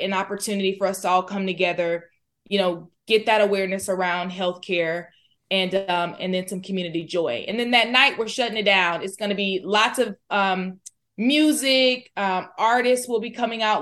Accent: Florida, United States; moved away as an adult; also born or lived in Alabama; now in Fort Worth, United States; I'm from Florida

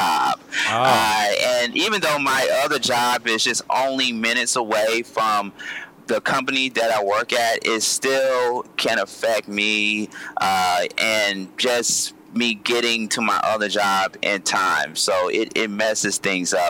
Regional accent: Columbus, Georgia, United States; I'm from Columbus, Georgia

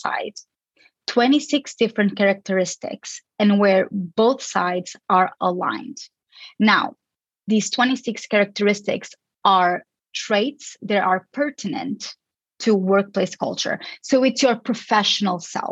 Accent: Lisbon, Portugal; moved away as an adult; also born or lived in Chicago, United States / California, United States; I am originally from Lisbon, Portugal, but I got most of my education in the States

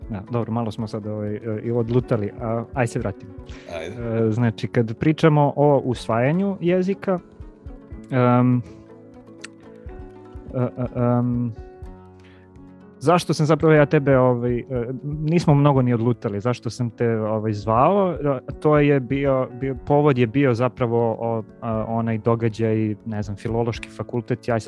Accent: Kuršumlija, Toplica District, Serbia; moved away; ja sam iz Kuršumlije inače, i ovaj, kad pričam sa, sa mojim kuršumličanima i sa roditeljima, ja pričam potpuno drugim dijalektu nego što evo sad

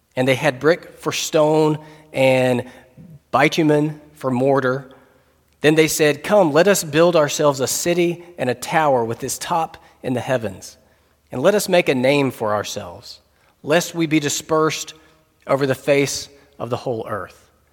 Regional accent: North Carolina, United States; We're both English speakers and both from the same state, both from North Carolina

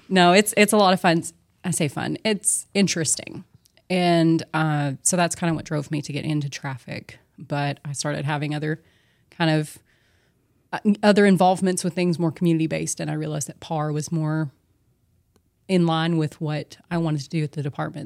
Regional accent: Longview, Texas, United States; I was born in Good Shepherd here in Longview, uh, raised, uh, in the a, general area

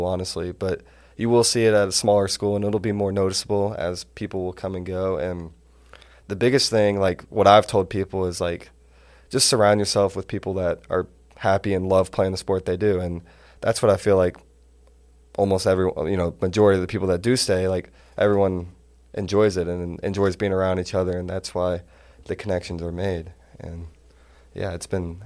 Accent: Atlanta, Georgia, United States; moved away as an adult; I'm from Atlanta

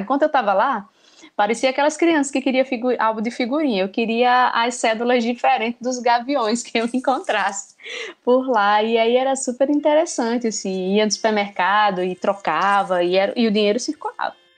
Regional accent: Natal, Rio Grande do Norte, Brazil; moved away; todo mundo que pergunta de onde eu sou e eu falo que é de Natal

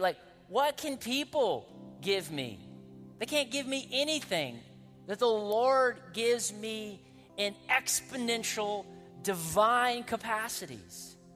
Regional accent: Winston-Salem, North Carolina, United States; I'm from Winston-Salem, North Carolina, so I can make those accents

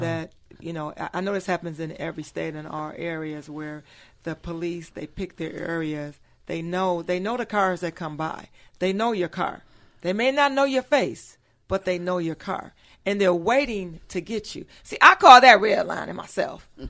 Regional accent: Pontiac, Michigan, United States; born and raised in Pontiac, Michi-, Michigan

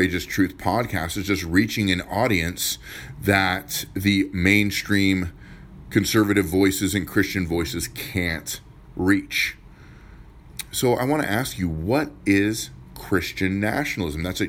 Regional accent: United States; also born or lived in Pierce County, Washington; As an American, I love America

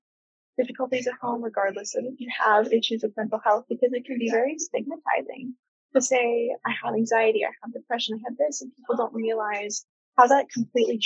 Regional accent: Colorado, United States; moved away as an adult; now in New York, United States; I'm from Colorado

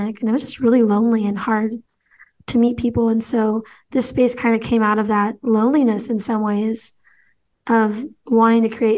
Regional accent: Pasco, Washington, United States; also born or lived in Seattle, Washington; downtown Pasco here in my hometown.

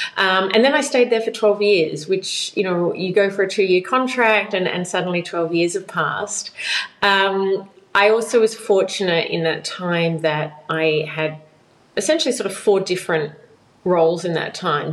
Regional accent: Australia; moved away as an adult; I've been living outside of Australia now for 12 years

